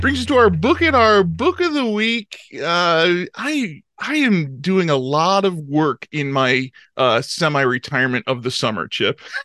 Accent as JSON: {"language": "English", "town": "Chicago", "region": "Illinois", "country": "United States", "tie": "born or raised there", "said": "growing up in Chicago"}